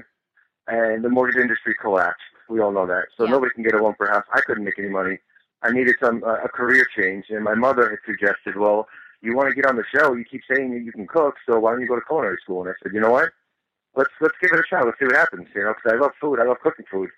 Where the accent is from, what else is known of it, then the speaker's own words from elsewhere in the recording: Long Island, New York, United States; I'm originally from New York, born and raised in Long Island, New York